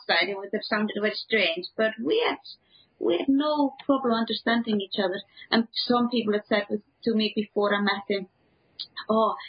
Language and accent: English; Iceland; moved away; also born or lived in England; when I moved back to the Icelandic countryside